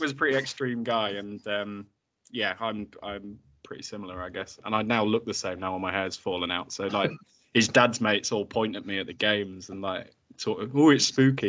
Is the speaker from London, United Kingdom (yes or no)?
no; Grimsby, Yorkshire and the Humber, United Kingdom; I'm from Grimsby as well